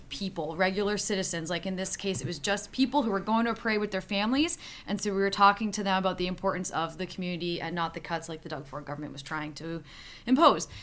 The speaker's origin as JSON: {"language": "English", "area": "Niagara region", "region": "Ontario", "country": "Canada", "said": "I'm from the Niagara region"}